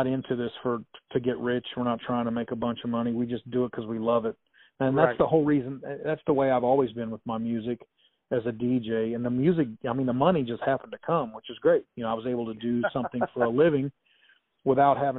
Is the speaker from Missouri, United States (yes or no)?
yes; Springfield, Missouri, United States; I love my hometown. I love the people in it that I grew up